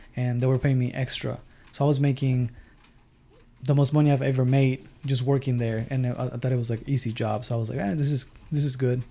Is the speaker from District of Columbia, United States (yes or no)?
no; Del Rio / Ciudad Acuña border area, Texas, United States; moved away as an adult; also born or lived in Mexico; now in Stafford, United States; I'm from the real tech, the real Texas, border town to Mexico, Acuña